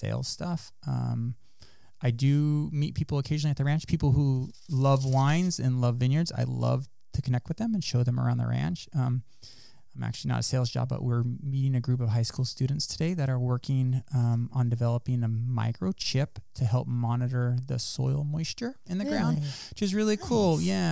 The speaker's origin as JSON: {"language": "English", "area": "Salinas Valley", "region": "California", "country": "United States", "tie": "born or raised there", "also_born_or_lived": "Davis, California / Ithaca, New York", "said": "growing up in the Salinas Valley, there's a lot of kids that are into agriculture industry. So yes, I was around a lot of other farming kids"}